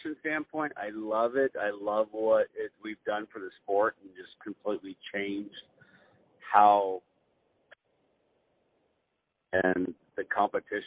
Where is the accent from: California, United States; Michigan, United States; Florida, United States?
California, United States